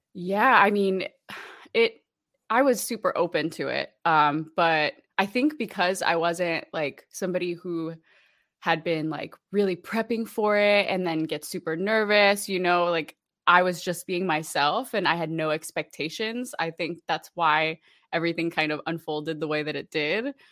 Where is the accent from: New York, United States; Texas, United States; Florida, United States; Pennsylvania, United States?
Florida, United States; Orlando; also born or lived in Puerto Rico; I'm originally from Puerto Rico, uh, grew up in Orlando, Florida